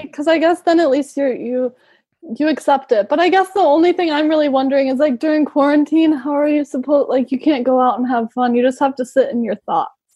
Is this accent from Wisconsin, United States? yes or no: yes; Milwaukee, Wisconsin, United States; moved away as an adult; now in Madrid, Spain; I'm from Milwaukee